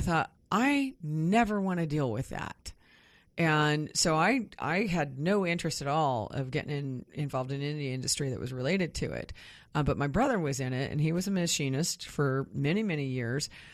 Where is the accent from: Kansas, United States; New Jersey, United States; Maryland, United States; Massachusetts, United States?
Kansas, United States; Kansas near Wichita, United States; moved away; I grew up mostly in Kansas near Wichita